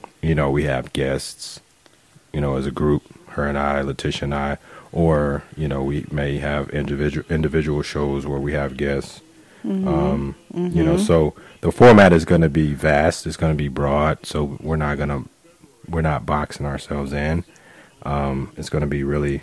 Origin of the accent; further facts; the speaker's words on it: Chicago, Illinois, United States; moved away as an adult; also born or lived in Japan / Germany; now in California, United States; where we're from. So, Chicago, South Side